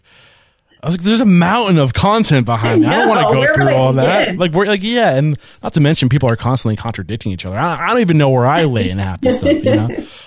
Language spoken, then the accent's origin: English; Boston, Massachusetts, United States; You can tell I'm from Boston.